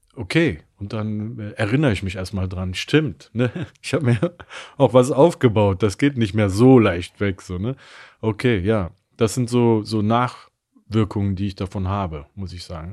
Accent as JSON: {"language": "German", "country": "Germany", "said": "ich zähle mich definitiv als Deutscher"}